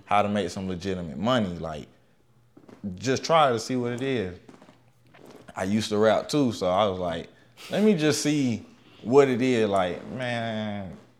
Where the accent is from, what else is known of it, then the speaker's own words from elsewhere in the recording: Macon, Georgia, United States; I'm from Macon too, y'all. Just, yeah, we all from Macon